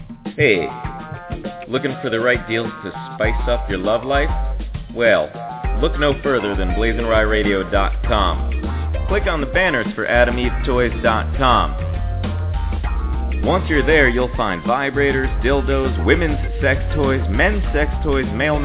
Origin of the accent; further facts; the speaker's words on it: Connecticut, United States; and we grew up with him in Connecticut